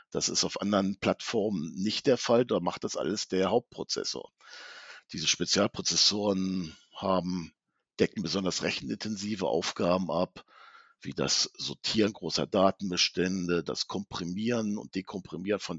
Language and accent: German; Hanover, Lower Saxony, Germany; komme aus Hannover, betreue die norddeutschen Kunden